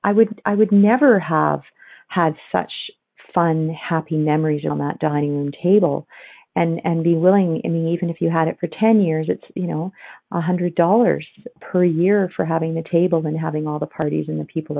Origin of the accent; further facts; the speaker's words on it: Ontario, Canada; now in Alberta, Canada; I grew up on Ontario, where there was a ton of antiques